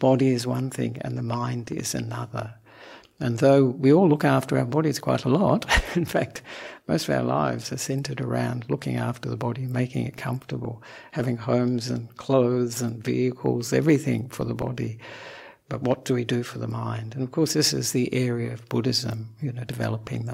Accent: Perth, Western Australia, Australia; also born or lived in Sri Lanka; now in Melbourne, Australia; I'm an Australian monk who was born in Perth

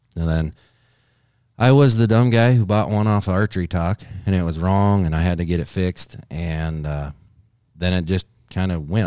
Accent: Miltona, Minnesota, United States; I grew up in Miltona, which is north of Alexandria.

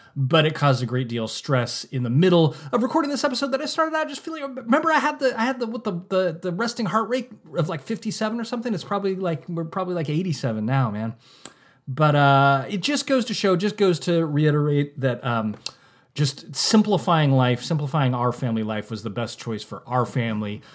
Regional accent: Santa Rosa, California, United States; moved away as an adult; now in Napa, United States; We said Santa Rosa, California

